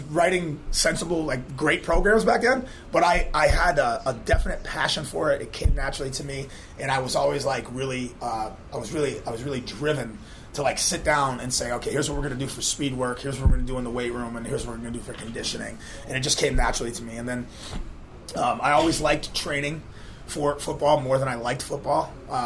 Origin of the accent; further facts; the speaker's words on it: Western Massachusetts, United States; now in Charleston, United States; I was 15 years old. I'm from Western Massachusetts